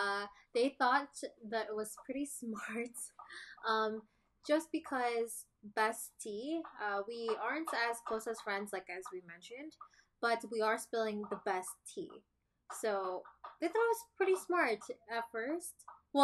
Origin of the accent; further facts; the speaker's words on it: Toronto, Ontario, Canada; So we are Filipino-Canadians, born and raised in Toronto, Ontario. Another cool fact is that we've never been to the Philippines.